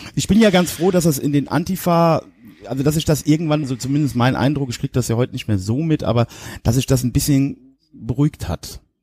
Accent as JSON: {"language": "German", "region": "Westerwald", "country": "Germany", "said": "bei uns im Westerwald"}